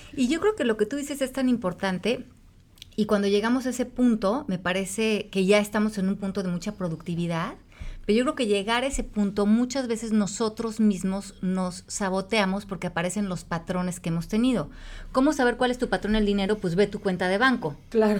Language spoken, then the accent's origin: Spanish; Mexico; yo desde que nací en México, México está en crisis